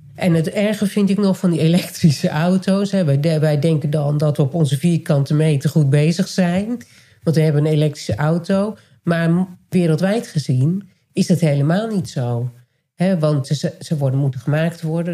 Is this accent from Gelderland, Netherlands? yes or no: yes; Nijkerk, Gelderland, Netherlands; born or raised there; moved away